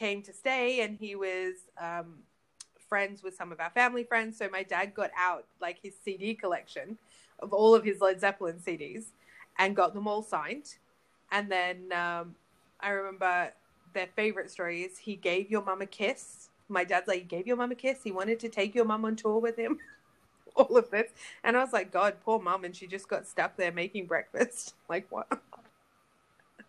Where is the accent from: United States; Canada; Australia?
Australia; I'm from Australia